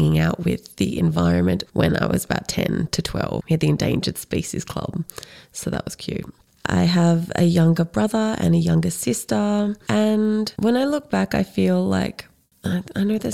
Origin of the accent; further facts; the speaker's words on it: Canberra, Australian Capital Territory, Australia; moved away as an adult; also born or lived in Sydney, Australia; now in Central Victoria, Australia; I grew up in middle-class, white, suburban Canberra